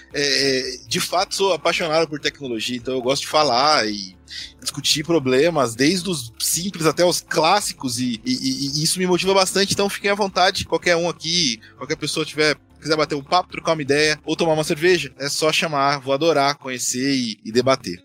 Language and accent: Portuguese; Osasco, São Paulo, Brazil; Osasco, que é a minha cidade natal